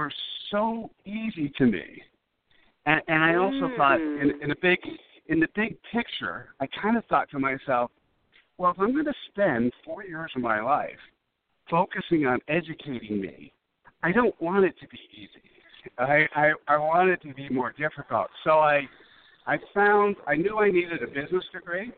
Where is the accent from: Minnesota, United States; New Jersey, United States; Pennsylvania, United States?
New Jersey, United States; also born or lived in Brooklyn, New York; I grew up on the East Coast, born in Brooklyn, raised in New Jersey